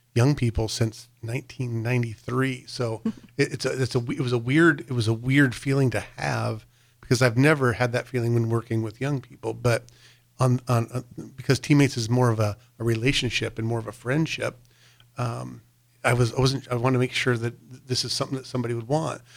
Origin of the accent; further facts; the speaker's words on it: North Platte, Nebraska, United States; I grew up in North Platte